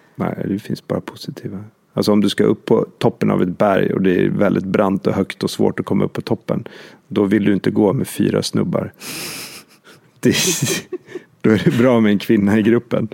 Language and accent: Swedish; Åre, Jämtland, Sweden; vi kommer ju bägge två från Jämtland, vi är uppväxta i Åre